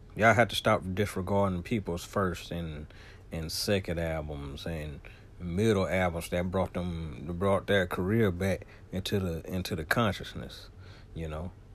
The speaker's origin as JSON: {"language": "English", "region": "the South", "country": "United States", "said": "I'm a Southerner."}